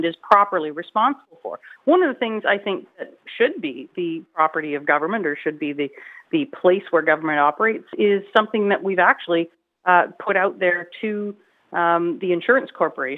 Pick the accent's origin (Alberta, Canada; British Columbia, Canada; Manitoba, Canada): British Columbia, Canada; we as British Columbians